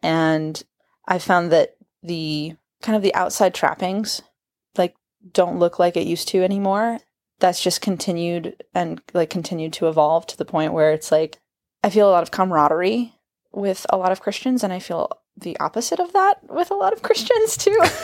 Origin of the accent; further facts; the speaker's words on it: Kansas, United States; I am from Kansas.